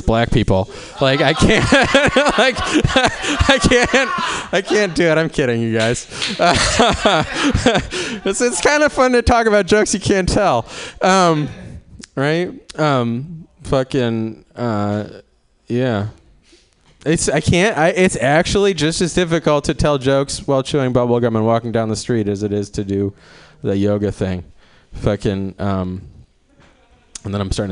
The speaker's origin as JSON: {"language": "English", "town": "Cleveland", "region": "Ohio", "country": "United States", "said": "I'm from Cleveland"}